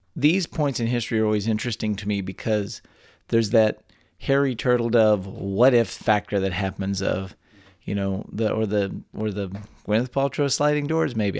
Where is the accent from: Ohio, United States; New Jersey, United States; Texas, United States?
Texas, United States; born or raised there